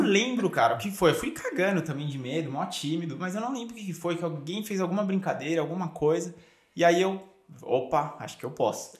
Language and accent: Portuguese; Brazil; also born or lived in Cronulla, Australia; now in Australia; a gente que aprende o inglês no, no Brasil